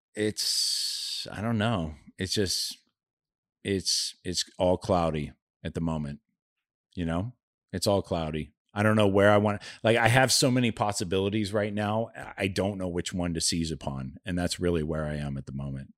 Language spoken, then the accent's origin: English; Youngstown, Ohio, United States; I grew up in Youngstown, Ohio in the seventies